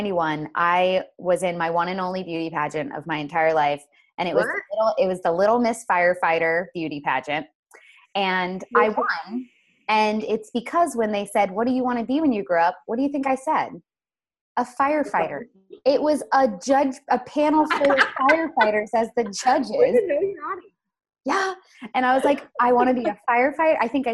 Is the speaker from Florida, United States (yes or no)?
yes; Florida, United States; I'm from Florida, Julie.